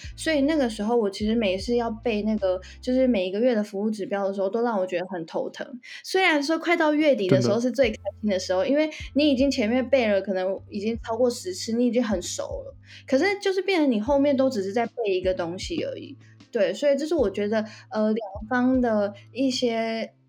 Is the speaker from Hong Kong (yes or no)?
no; Taiwan; also born or lived in Xiamen, China; 小时候是在台湾长大